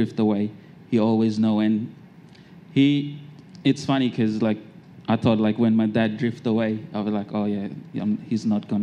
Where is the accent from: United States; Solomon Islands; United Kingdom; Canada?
Solomon Islands; now in Australia; I'm from the Solomon Islands, and my dad is also from the Solomon Islands